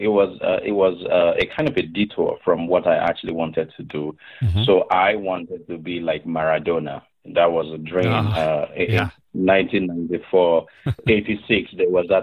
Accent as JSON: {"language": "English", "town": "Akure", "region": "Ondo", "country": "Nigeria", "tie": "born or raised there", "also_born_or_lived": "Michigan", "moved": "as an adult", "lives_now": "Nebraska, United States", "said": "I grew up in Akure in the west of Nigeria"}